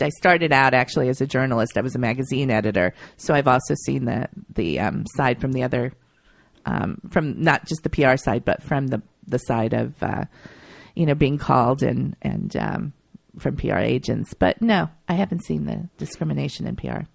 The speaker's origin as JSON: {"language": "English", "town": "Akron", "region": "Ohio", "country": "United States", "tie": "born or raised there", "moved": "as an adult", "lives_now": "New York, United States", "said": "I grew up in Akron, Ohio, and I had family around me"}